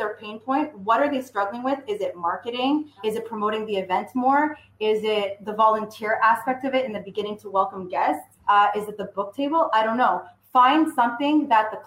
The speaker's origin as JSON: {"language": "English", "town": "Vaudreuil", "region": "Quebec", "country": "Canada", "said": "I'm from Montreal, well, west of Montreal, so Vaudreuil."}